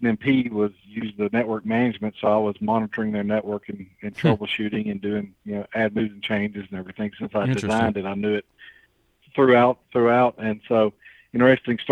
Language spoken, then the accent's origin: English; Carrollton, Georgia, United States; also born or lived in Marietta, Georgia; I grew up here in Carrollton, so that's where I got my start